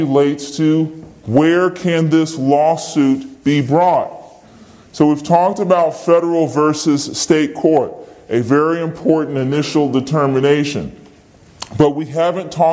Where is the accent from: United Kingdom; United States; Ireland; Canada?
United States; Virginia; I'm a citizen of Virginia